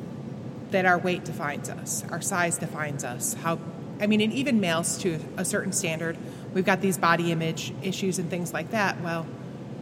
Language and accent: English; a little town outside of Buffalo, New York, United States; I grew up in New York, a little town outside of Buffalo.